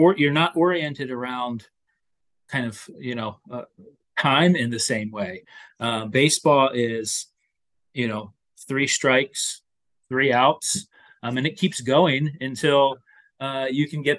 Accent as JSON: {"language": "English", "region": "Lower Delaware", "country": "United States", "tie": "born or raised there", "also_born_or_lived": "Connecticut", "said": "I grew up in Lower Delaware, the kind of equally distant between the Phillies and the Baltimore Orioles"}